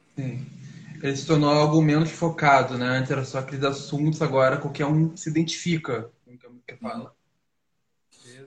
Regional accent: Niterói, Rio de Janeiro, Brazil; eu sou de Niterói.

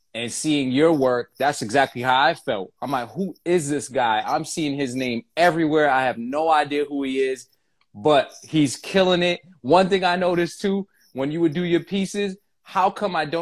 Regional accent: Lynn, Massachusetts, United States; growing up in Lynn, Massachusetts

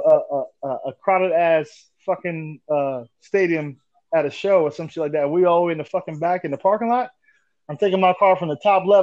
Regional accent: New York City, New York, United States; moved away as an adult; I'm from Brooklyn

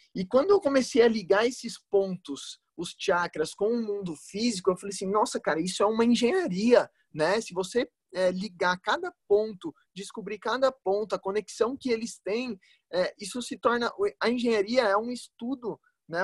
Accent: São Bernardo do Campo, São Paulo, Brazil; eu sou de São Bernardo do Campo

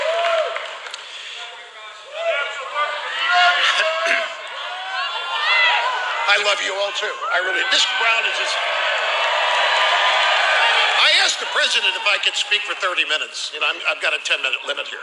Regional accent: Cape Girardeau, Missouri, United States; I'm from Cape Girardeau

